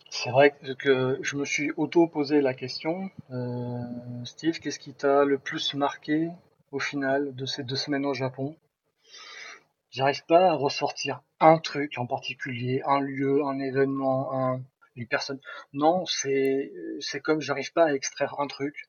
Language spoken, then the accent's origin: French; Nice, Provence-Alpes-Côte d'Azur, France; moved away as an adult; also born or lived in Toulouse; je quittais ma Côte d'Azur natale pour aller direction Toulouse